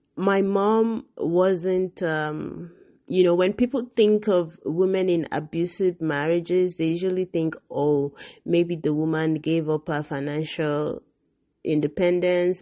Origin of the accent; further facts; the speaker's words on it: Nigeria; I grew up in Nigeria